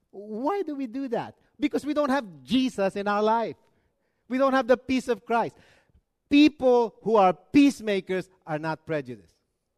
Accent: Arizona, United States; No, we're from Arizona.

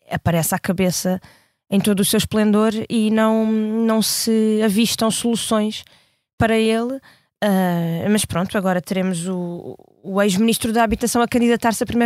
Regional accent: Almada, Setúbal, Portugal; now in Lisbon, Portugal; E eu, que sou um, de Almada, a minha família toda vive em Almada, moro agora deste lado em Lisboa

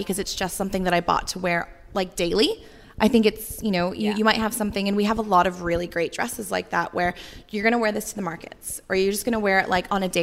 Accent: United States; moved away as an adult; now in Australia; I'm American, but I've lived here since 2009

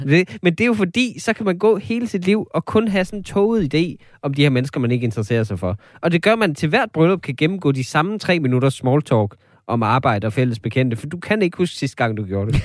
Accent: North Jutland, North Denmark Region, Denmark; nu er jeg jo også fra Nordjylland

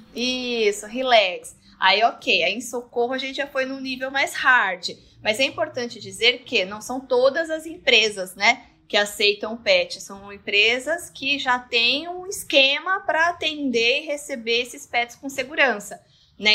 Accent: Santos, São Paulo, Brazil; Nós somos de Santos

